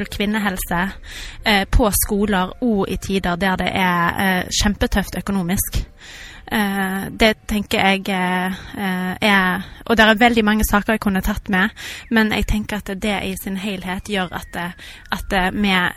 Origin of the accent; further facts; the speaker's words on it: Haugalandet, Rogaland, Norway; moved away as an adult; now in Stavanger, Norway; jeg er opprinnelig fra Haugalandet